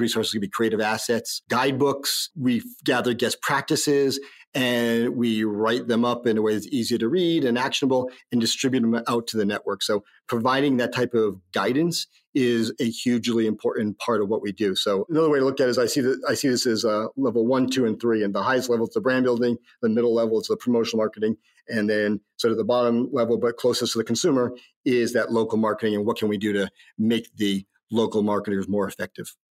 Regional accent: Northeast, United States; moved away; also born or lived in New York; I grew up in the Northeast

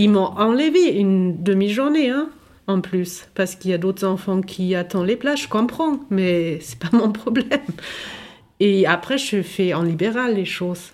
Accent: Germany; now in France; je viens de l'Allemagne

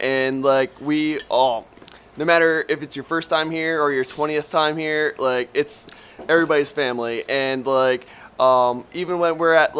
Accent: Oldtown, Maryland, United States; I'm from Old Town, Maryland.

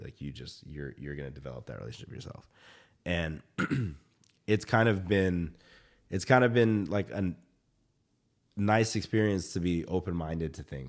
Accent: Georgia, United States; and then like growing up in the South, right? Like I still remember, like there was still racism, right? Back in the day. And then being in the South, being the only Filipino kid in the South, being the only, like, I think there were two Filipino kids in Georgia when I was in high school.

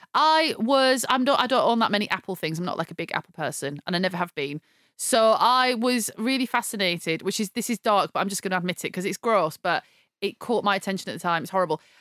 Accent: United Kingdom; I'm British

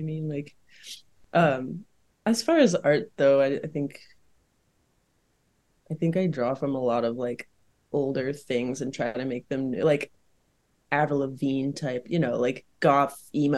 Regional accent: the South, United States; Like, I grew up in the South, there's a very specific style there, Vera Bradley mode, you know, whatever.

